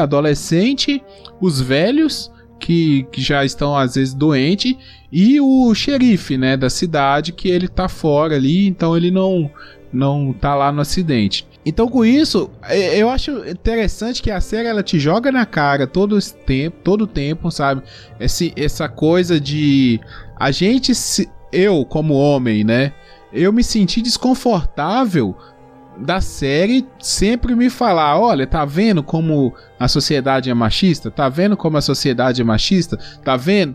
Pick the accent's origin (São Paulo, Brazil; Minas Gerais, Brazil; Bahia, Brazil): Minas Gerais, Brazil; interior of; Eu sou do interior aqui, de, de Minas Gerais